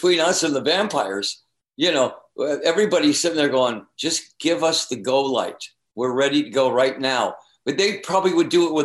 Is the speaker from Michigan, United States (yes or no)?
yes; Eastpointe, Michigan, United States; also born or lived in Phoenix; I'm from the East Side. That's my home. East Detroit is my home.